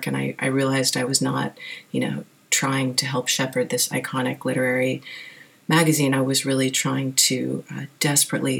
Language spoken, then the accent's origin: English; Wilmington, Delaware, United States; moved away as an adult; also born or lived in New York City; now in New York, United States; grew up in Wilmington, Delaware, kind of in the middle of nowhere